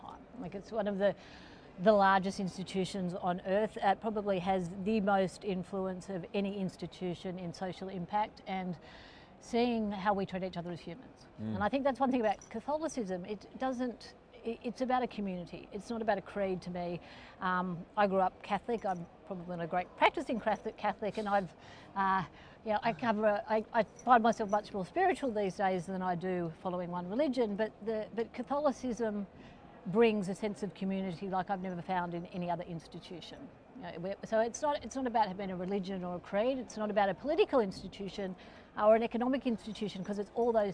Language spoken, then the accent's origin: English; Australia; I'm Australian